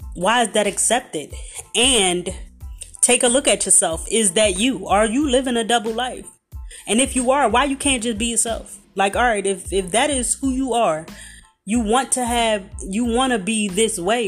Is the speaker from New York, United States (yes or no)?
no; Philadelphia, Pennsylvania, United States; I'm from Philadelphia